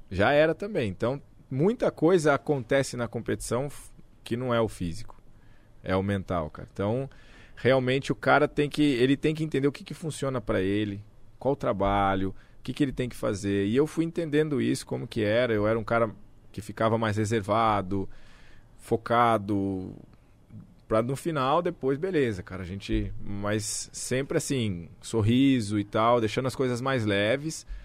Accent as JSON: {"language": "Portuguese", "country": "Brazil", "said": "É claro que a gente, como brasileiro, já vou falar para você que foi diferente de tudo."}